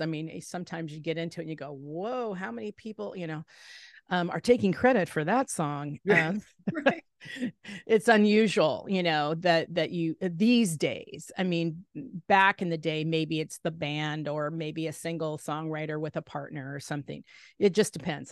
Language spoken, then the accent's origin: English; Salem, Oregon, United States; I kind of grew up in a smaller town in Salem, Oregon